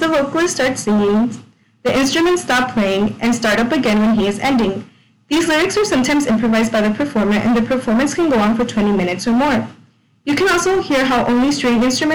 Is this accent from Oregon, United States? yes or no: no; California, United States; I grew up in California